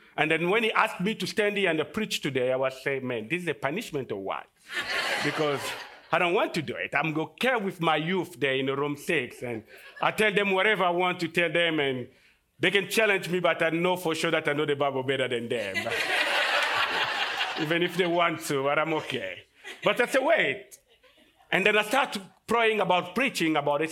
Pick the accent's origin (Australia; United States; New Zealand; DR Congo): DR Congo; moved away as an adult; I came from Congo, and, uh, in Africa we have fifty-three countries. And the Congo is the second largest country in Af-, in, in Africa, and it's just in the middle